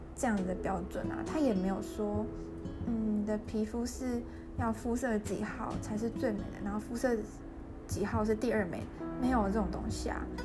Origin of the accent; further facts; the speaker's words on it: Taiwan; moved away; also born or lived in Germany; 在台湾成长